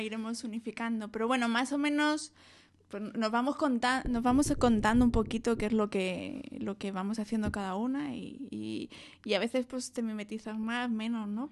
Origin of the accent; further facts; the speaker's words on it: Madrid, Community of Madrid, Spain; also born or lived in Douglas, Arizona, United States; Yo soy de Madrid.